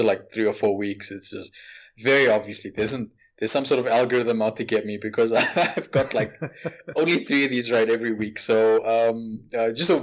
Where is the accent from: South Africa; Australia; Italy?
South Africa; you know what it's like here in South Africa. I'm from South Africa